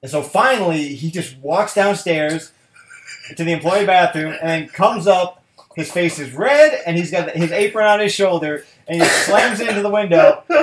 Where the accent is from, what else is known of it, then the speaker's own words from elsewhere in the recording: United Kingdom; Malt vinegar is my favorite vinegar overall because I'm British.